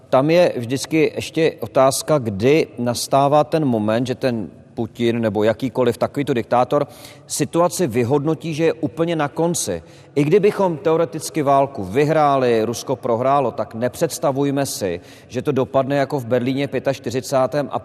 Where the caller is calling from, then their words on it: Most, Ústí nad Labem Region, Czechia; Dobrý večer … a jsem z Pedagogického ulice v Mostě